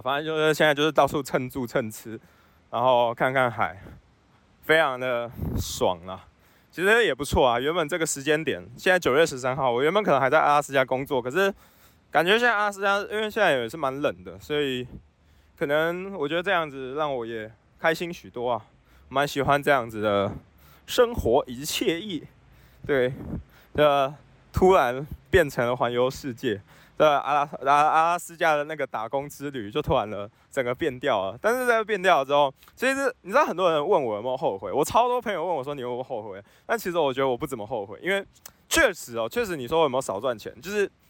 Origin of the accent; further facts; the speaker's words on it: Taiwan; 我是台湾人